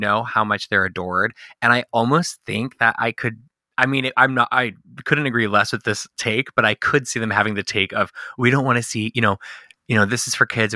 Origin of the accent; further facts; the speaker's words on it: Southern California, United States; I'm born and raised in Southern California.